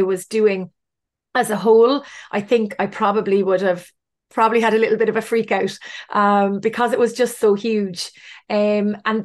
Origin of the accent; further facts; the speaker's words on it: Cork, Munster, Ireland; I'm from Cork